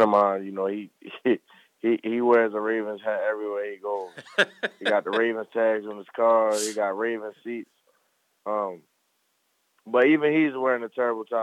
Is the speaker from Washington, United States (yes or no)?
no; Baltimore, Maryland, United States; growing up in the Baltimore area